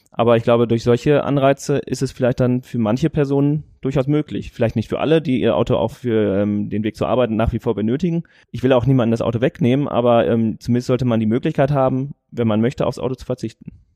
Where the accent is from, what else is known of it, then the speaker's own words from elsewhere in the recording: Warendorf, North Rhine-Westphalia, Germany; hier in Warndorf, weil das ist halt meine Heimatstadt